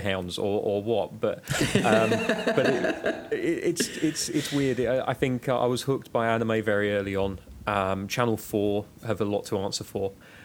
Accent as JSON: {"language": "English", "country": "United Kingdom"}